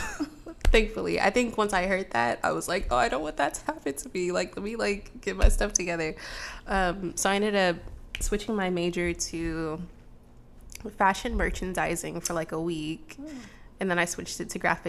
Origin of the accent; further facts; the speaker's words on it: Los Angeles, California, United States; now in Portland, United States; I grew up in Los Angeles